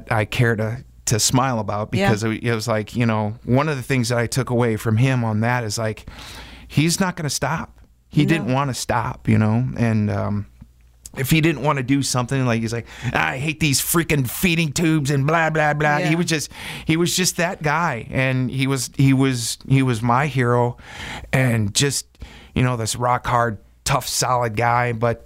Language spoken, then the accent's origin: English; Wisconsin, United States; growing up in Wisconsin